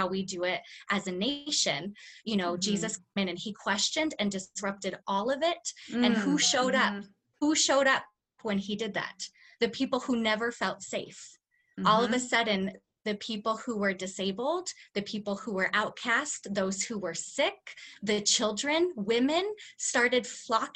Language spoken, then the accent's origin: English; United States; I was born white and I was born in the United States.